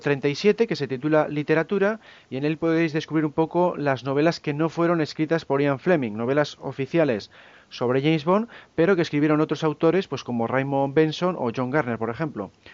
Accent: Cantabria, Spain; como los tres somos aquí de Cantabria

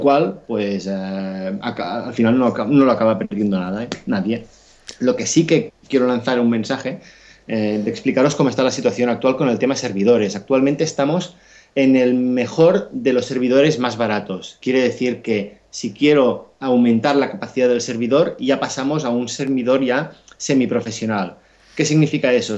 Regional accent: Catalonia, Spain; yo soy catalán

